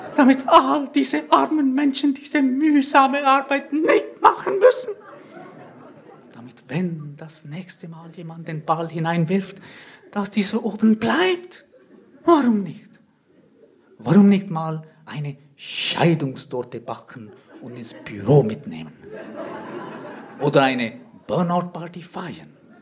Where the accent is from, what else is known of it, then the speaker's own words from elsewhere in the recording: Switzerland; Ich komme aus der Schweiz, wie man vielleicht hört